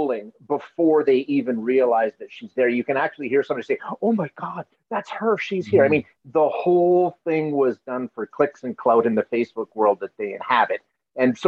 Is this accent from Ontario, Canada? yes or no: no; Alberta, Canada; I'm born and raised in Alberta